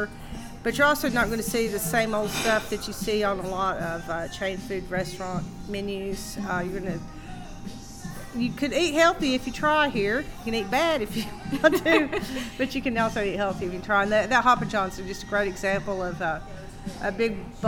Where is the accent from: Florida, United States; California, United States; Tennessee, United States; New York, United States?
Tennessee, United States; Ducktown; now in Knoxville, United States; I grew up in Ducktown, and you know, you had to cook in the country because there were no restaurants